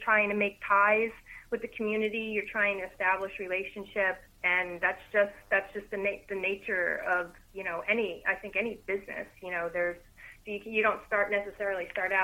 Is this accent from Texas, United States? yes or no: no; Morris County, New Jersey, United States; moved away as an adult; also born or lived in Virginia; now in Monmouth County, New Jersey, United States; I grew up in Morris County